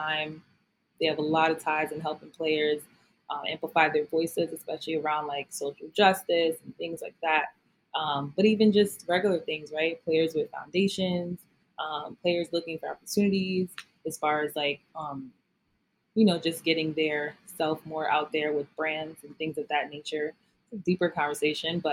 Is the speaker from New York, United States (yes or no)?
yes; New York City, New York, United States; moved away; I am a girl from Brooklyn, New York. Born and raised.